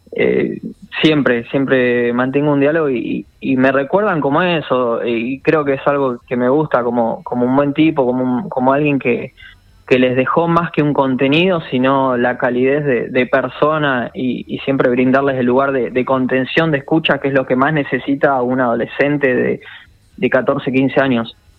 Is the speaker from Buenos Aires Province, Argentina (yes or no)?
no; San Carlos de Bariloche, Río Negro, Argentina; also born or lived in Buenos Aires; yo soy de Bariloche, viví acá en Buenos Aires